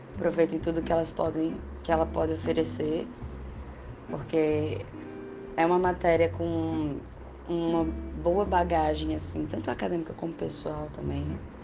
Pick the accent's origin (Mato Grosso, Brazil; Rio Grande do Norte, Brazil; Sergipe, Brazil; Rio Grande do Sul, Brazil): Rio Grande do Norte, Brazil; Natal; eu sou de Natal, né? Sou do Rio Grande do Norte, nordestina